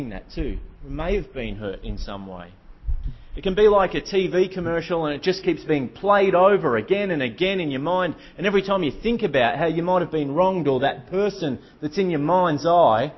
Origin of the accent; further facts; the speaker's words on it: Melbourne, Victoria, Australia; moved away; I come from Melbourne originally.